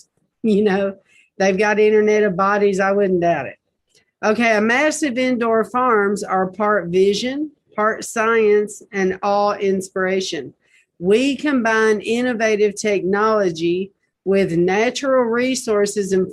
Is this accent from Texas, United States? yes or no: no; Nashville, Tennessee, United States; I was born in Nashville